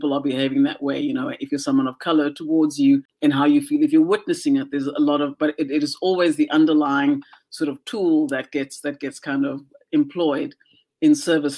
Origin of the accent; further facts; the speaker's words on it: South Africa; moved away as an adult; now in Vancouver, Canada; South Africa and just the society that I had grown up